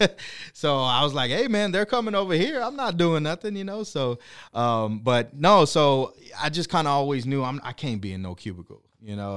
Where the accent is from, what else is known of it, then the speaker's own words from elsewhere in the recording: Corpus Christi, Texas, United States; originally from Corpus Christi